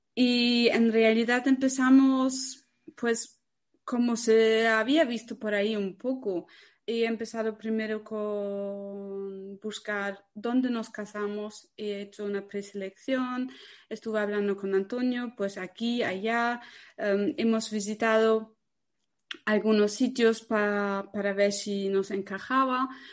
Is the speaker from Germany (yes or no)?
yes; Germany; moved away; soy alemana